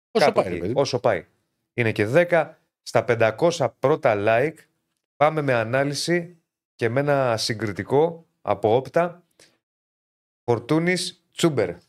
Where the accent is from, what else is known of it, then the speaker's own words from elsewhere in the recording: Western Greece, Greece; Ε, ε, εγώ είμαι από την Ηλία. Σου λέω ότι ο πύργο ω πόλη είναι χάλια.